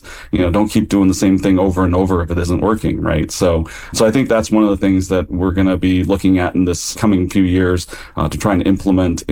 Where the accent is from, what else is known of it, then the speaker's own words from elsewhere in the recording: Kansas, United States; now in California, United States; a guy who grew up in Kansas